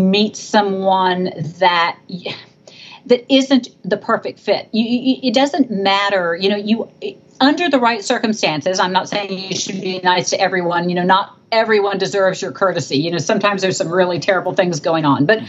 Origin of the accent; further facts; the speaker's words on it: Texas, United States; I come from Texas.